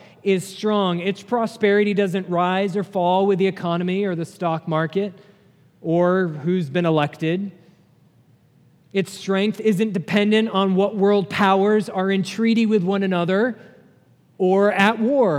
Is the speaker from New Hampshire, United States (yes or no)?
yes; New Hampshire, United States; moved away; I grew up in New Hampshire